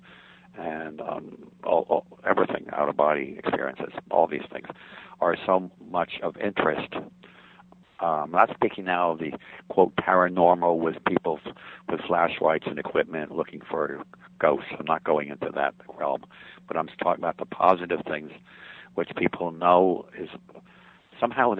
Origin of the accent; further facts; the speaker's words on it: United States; the real religion we were raised with in the United States as children